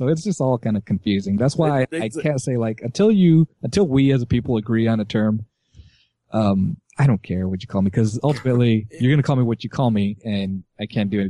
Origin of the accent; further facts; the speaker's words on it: California, United States; So I'm an American Mexican, but I'm also a Californian